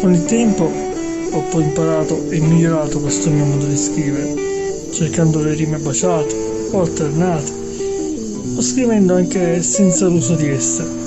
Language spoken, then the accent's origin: Italian; Sicily, Italy; Da buon siciliano